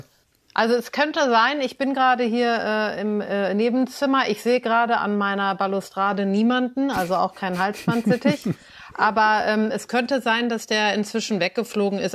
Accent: Cologne, North Rhine-Westphalia, Germany; ich bin in Köln aufgewachsen, ein wenig außerhalb der Stadt

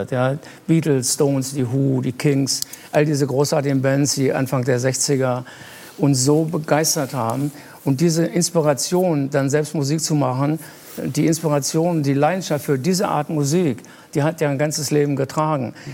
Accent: Lower Saxony, Germany; ich komme auch aus Niedersachsen

